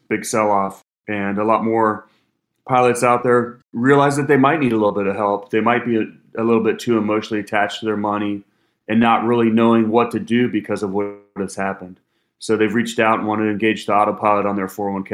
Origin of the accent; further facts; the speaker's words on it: Cincinnati, Ohio, United States; I'm from Cincinnati, Ohio